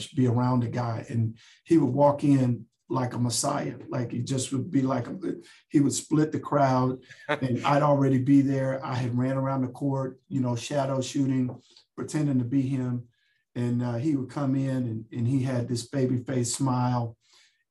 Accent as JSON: {"language": "English", "town": "Dallas", "region": "Texas", "country": "United States", "tie": "born or raised there", "also_born_or_lived": "Chicago", "said": "I grew up in Dallas, Texas"}